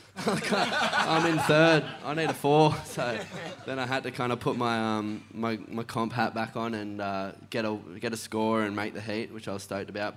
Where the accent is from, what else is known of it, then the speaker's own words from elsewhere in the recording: Evans Head, New South Wales, Australia; growing up in Evans, like North Coast